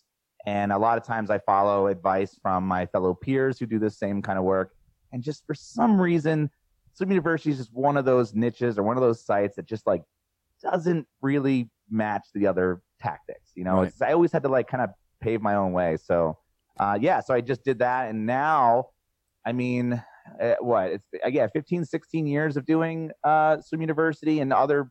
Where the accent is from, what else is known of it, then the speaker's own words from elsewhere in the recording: New Jersey, United States; also born or lived in Philadelphia, Pennsylvania; I'm from South Jersey